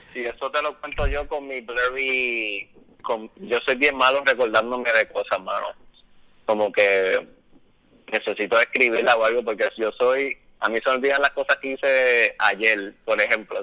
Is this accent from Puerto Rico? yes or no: yes; Trujillo Alto, Puerto Rico; yo me crié en Trujillo Alto, en Encantada